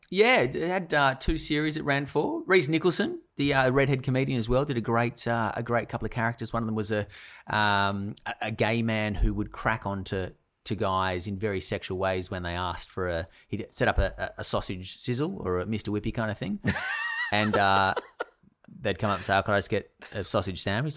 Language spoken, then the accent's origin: English; Sydney, New South Wales, Australia; we grew up in the northern beaches